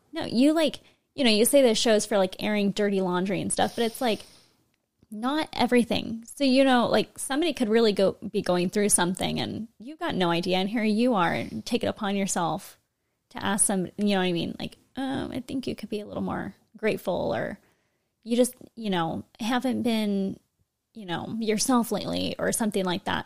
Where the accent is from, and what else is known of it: California, United States; born or raised there